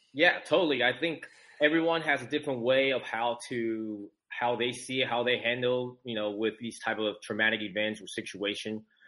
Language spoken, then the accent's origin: English; San Francisco Bay Area, California, United States; also born or lived in Taiwan; my family and I immigrated from Taiwan. You know, so uh, we grew up in California, San Francisco Bay Area